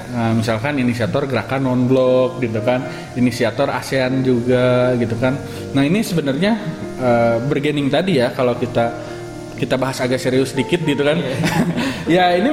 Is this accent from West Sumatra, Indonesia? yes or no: yes; West Sumatra, Indonesia; Saya orang Minang gitu.